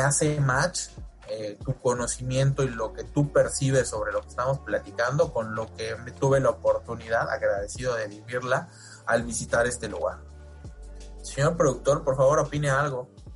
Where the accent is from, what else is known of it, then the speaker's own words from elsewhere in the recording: Yucatán, Mexico; yo soy yucateco